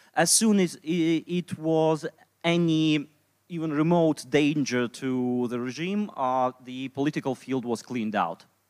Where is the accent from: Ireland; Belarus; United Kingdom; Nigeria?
Belarus; English is a second language; moved away as an adult; now in Poland; I'm libertarian from Belarus. Uh, I moved to Poland about uh, two and a half years ago